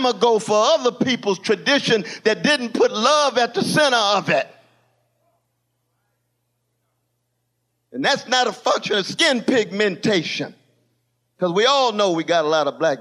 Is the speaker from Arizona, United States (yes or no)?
no; Glen Elder, California, United States; My brothers and sisters I grew up with in Glen Elder